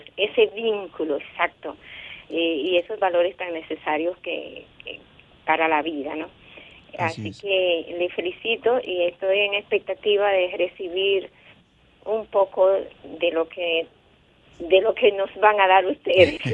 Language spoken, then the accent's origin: Spanish; Puerto Plata, Dominican Republic; also born or lived in Santo Domingo; soy de Puerto Plata. Estoy en Santo Domingo en este momento